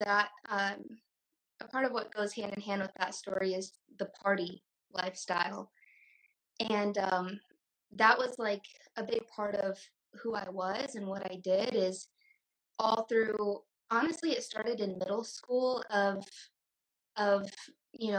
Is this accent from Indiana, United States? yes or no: yes; Indiana, United States; moved away as an adult; also born or lived in Tempe, Arizona; I grew up in Indiana and I moved to Arizona.